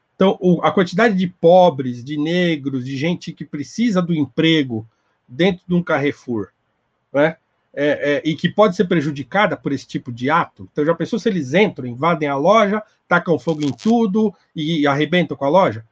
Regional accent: Brazil; todos nós enquanto brasileiros

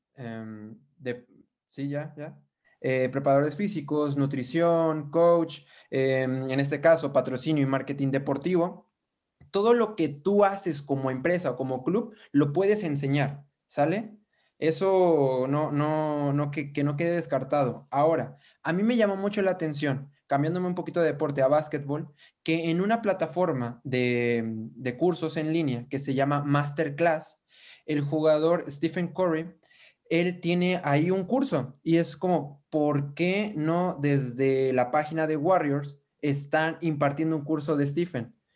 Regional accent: Mexico; Yo soy de México

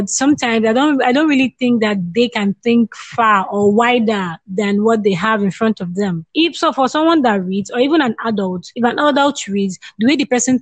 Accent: Nigeria; I'm a Nigerian

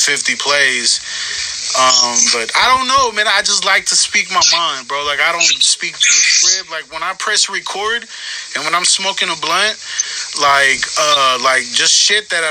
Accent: Richmond, California, United States; now in Stockton, United States; I live in Stockton, by the way, right now. I'm from Richmond, but I live in Stockton

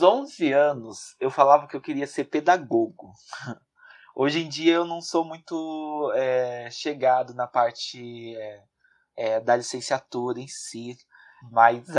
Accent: São Paulo, Brazil; now in Guarulhos, Brazil; sou da, da capital de São Paulo. Atualmente estou morando em, em Guarulhos, mas ah, nasci e até o meio do ano passado estava morando na, na capital de São Paulo.

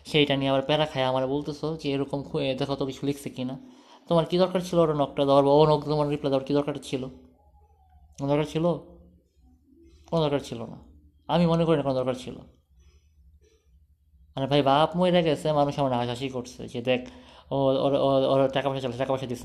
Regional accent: Munshiganj, Dhaka Division, Bangladesh; ধরো যে আমার গ্রামের বাড়ি হ্যাঁ ইয়াতে মুন্সিগঞ্জে

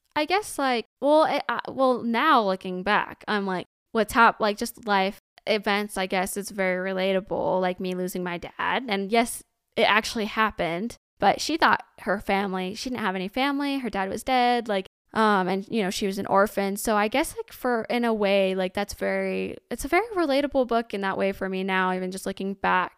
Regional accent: Indiana, United States; I'm from Indiana, born, ra-, and raised Hoosier.

